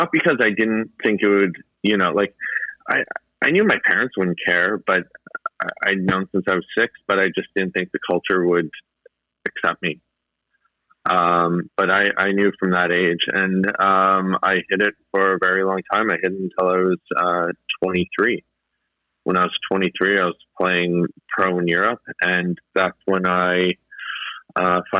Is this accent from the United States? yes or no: no; Northern Ontario, Canada; also born or lived in Sudbury area, Ontario; I grew up in Northern Ontario. Stereotypical Canadian upbringing, I should say, where I grew up in Northern Ontario and lived on the ice